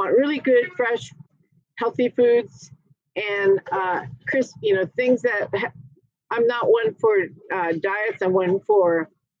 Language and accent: English; Carmel, California, United States; moved away; also born or lived in Dallas, Texas / Napa, California / Wilmington, North Carolina; I moved back to my hometown of Carmel